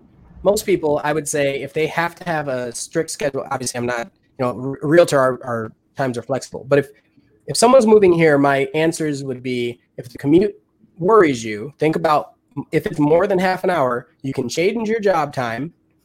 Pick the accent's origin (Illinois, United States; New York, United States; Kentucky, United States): Illinois, United States; Chicago; So when I came from Chicago, it was when it would snow, it would add 30 minutes to my drive to work.